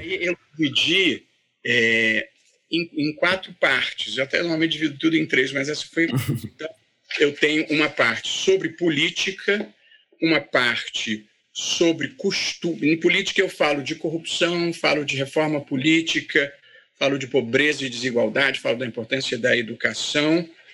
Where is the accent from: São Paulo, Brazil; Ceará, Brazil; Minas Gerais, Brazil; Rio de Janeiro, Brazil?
Rio de Janeiro, Brazil; Vassouras; eu sou de Vassouras. Vassouras é uma adorável cidade no interior do Rio de Janeiro, fica duas horas do Rio